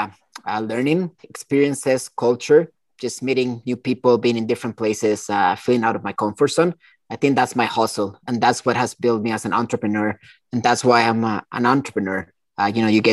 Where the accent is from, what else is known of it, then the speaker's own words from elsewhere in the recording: Costa Rica; moved away as an adult; also born or lived in China; I grew up in Costa Rica in the 80s